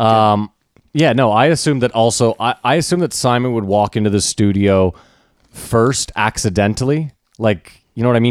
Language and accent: English; Canada; also born or lived in New York; we're from there